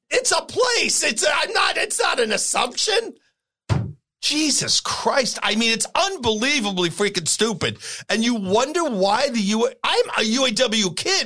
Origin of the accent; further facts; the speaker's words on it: New York, United States; moved away; I grew up in New York.